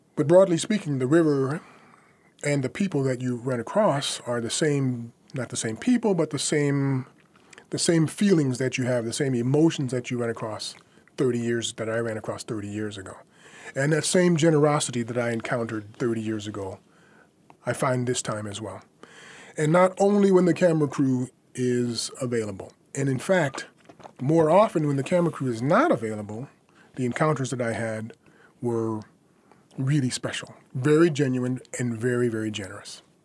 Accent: United States; moved away as an adult; now in France; I'm an American. I was born here.

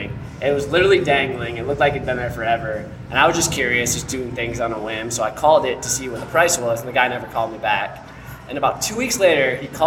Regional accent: Ann Arbor, Michigan, United States; also born or lived in England; So I grew up in Ann Arbor, but I would tell people I was from the Detroit area

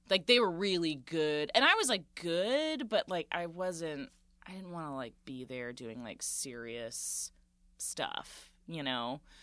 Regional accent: Central Florida, United States; born or raised there; moved away; also born or lived in Boston / New York

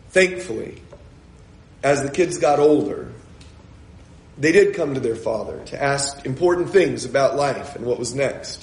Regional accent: San Diego, California, United States; I'm an American. I grew up in San Diego, California

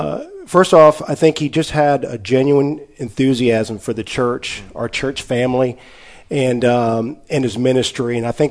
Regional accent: Texarkana, Arkansas, United States; In Texarkana, Arkansas.

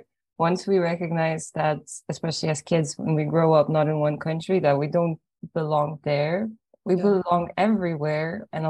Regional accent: Ireland; also born or lived in Poland; I was born in Poland and then I grew up in Ireland. And so I'm almost half and half.

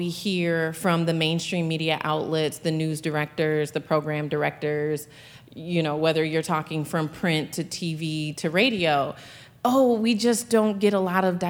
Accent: St. Paul, Minnesota, United States; as a Black woman who was working in mainstream media here in Minnesota, I'm from St. Paul

